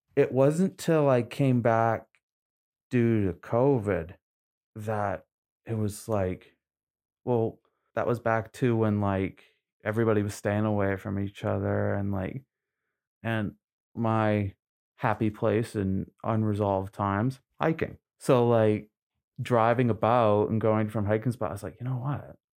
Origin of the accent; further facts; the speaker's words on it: Trenton, Maine, United States; also born or lived in Newfoundland; I grew up in Maine, I, I went to high school here in Maine